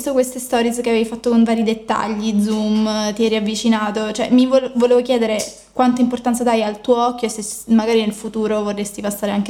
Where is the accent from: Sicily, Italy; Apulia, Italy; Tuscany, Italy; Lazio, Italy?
Sicily, Italy; Messina; io vengo da Messina, sono di Messina